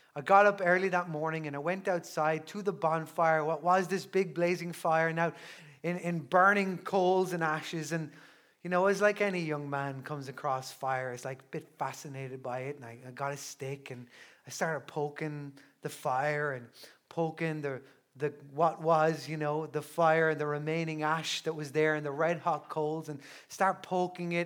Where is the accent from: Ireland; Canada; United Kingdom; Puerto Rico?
Ireland; Newbridge, Leinster; I'm a culty from Newbridge in County Kildare, and, uh, I grew up in, in Newbridge